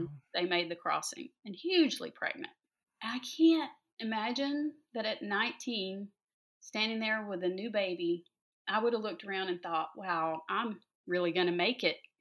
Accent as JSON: {"language": "English", "area": "the South", "region": "Georgia", "country": "United States", "tie": "born or raised there", "also_born_or_lived": "North Carolina", "said": "I grew up in the South"}